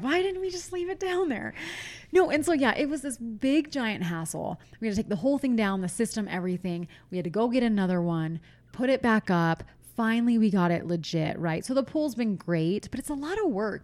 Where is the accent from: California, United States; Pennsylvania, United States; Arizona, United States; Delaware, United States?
Pennsylvania, United States; moved away; when I was a kid, I'm from Pennsylvania. Our pool turned green